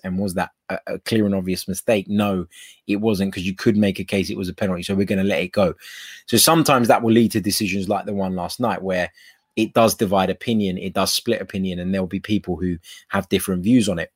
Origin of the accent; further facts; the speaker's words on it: England, United Kingdom; I was raised and born in England